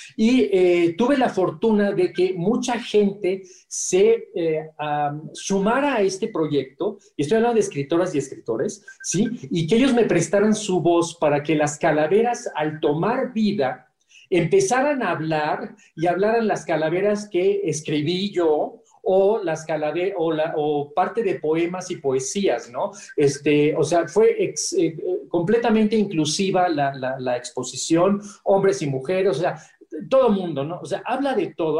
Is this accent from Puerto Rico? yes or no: no; Mexico; moved away as an adult; also born or lived in Saudi Arabia; como mexicano